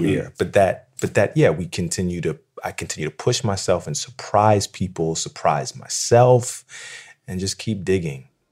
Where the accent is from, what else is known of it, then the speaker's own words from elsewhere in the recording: Philadelphia, Pennsylvania, United States; I grew up in Philadelphia